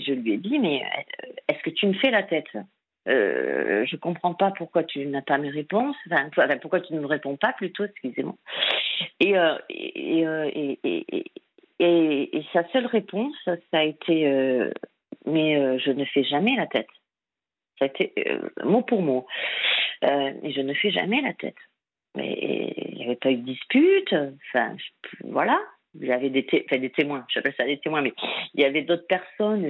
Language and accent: French; Lot, Occitania, France; je suis originaire du Lot et là je suis à Biarritz